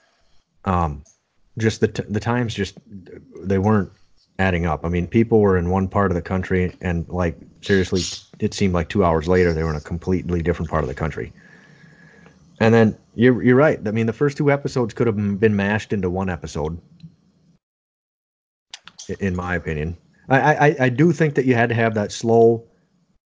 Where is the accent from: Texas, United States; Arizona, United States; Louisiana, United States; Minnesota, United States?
Minnesota, United States; I'm still stuck in the north with one little boy